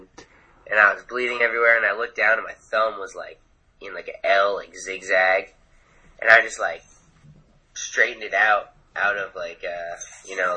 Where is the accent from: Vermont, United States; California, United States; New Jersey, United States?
Vermont, United States; moved away; I'm from Vermont originally.